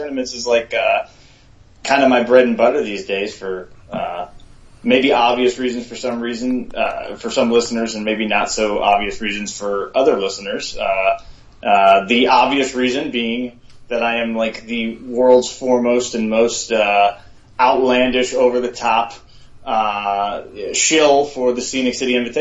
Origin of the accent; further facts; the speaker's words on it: Charleston, South Carolina, United States; also born or lived in Chattanooga, Tennessee; I've lived virtually my entire life in Charleston, I was born in Chattanooga